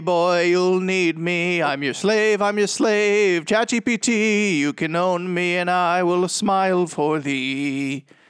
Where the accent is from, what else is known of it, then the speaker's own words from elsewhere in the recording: Boston, Massachusetts, United States; moved away; also born or lived in Medford, Massachusetts; I'm from Boston